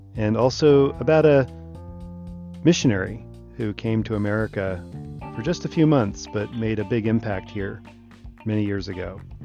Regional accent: Elkridge, Maryland, United States; moved away; I grew up in Elkridge, Maryland, first number of years of my life

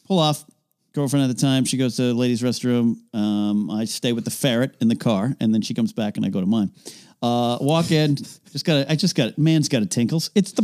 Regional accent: Central Coast, California, United States; born or raised there; moved away

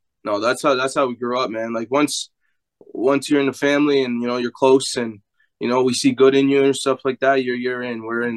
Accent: Kingston, Ontario, Canada; also born or lived in Toronto, Ontario / Calgary, Alberta; So I was born in Toronto. Kind of rough neighborhood, one of the roughest. Jane and Finch. I was only there for like, I don't know, 4 or 5 years of my life. My mom took us here to Kingston

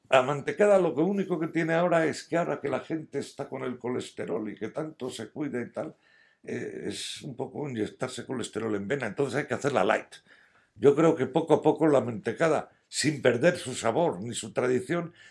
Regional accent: San Sebastián, Basque Country, Spain; born there; Y yo nací en San Sebastián, me siento madrileño y a la hora de morir me sentiré asturiano.

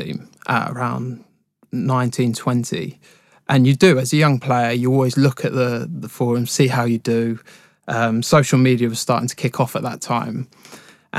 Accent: High Wycombe, South East England, United Kingdom; I was born and raised in Wickham, so I used to go down to Wickham Wanderers quite a lot

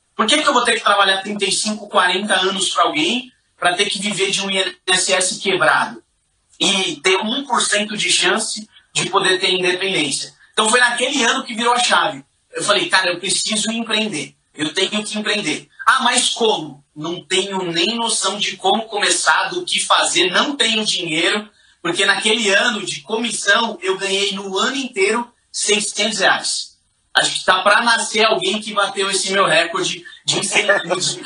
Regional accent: São Paulo, Brazil; Eu sou nascido e criado na Zona Leste de São Paulo

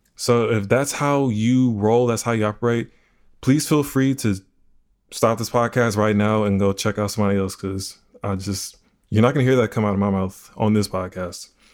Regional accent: Houston, Texas, United States; I'm from Houston, Texas.

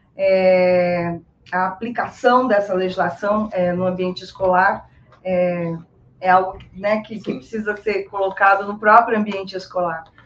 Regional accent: Brazil; nós somos brasileiras

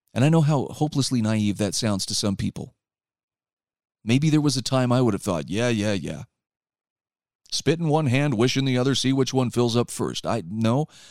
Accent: Utah, United States; my home state of Utah

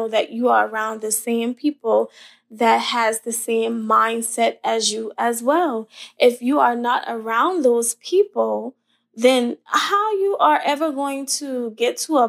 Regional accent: Ravenel, South Carolina, United States; also born or lived in Hollywood, South Carolina; I'm a little Southern girl from the country. My hometown is Ravenel in Hollywood.

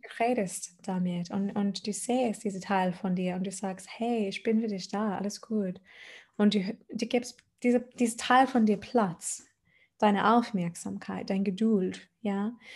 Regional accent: Adelaide, South Australia, Australia; German is a second language; moved away as an adult; now in Germany; ich komme aus Australien. ähm, aus Adelaide, genau. Die ist die Name von meiner Heimat. Und mhm. äh, ich war am Meer aufgewachsen

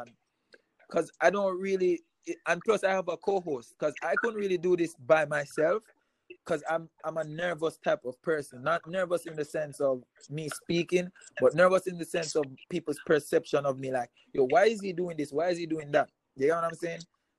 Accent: Montego Bay, Saint James, Jamaica; He went to Cornell College. We're from Montego Bay.

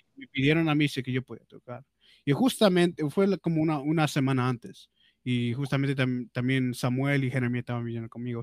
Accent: Peru; accent: Peruvian; Spanish is a second language; mi, mi, mi acento peruano

